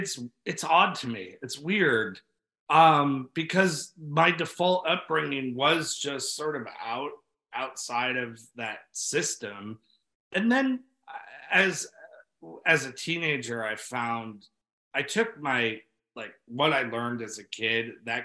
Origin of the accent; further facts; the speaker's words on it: New York City, New York, United States; born there; I was born, my dad's got into yoga before I was born in New York City, was teaching it.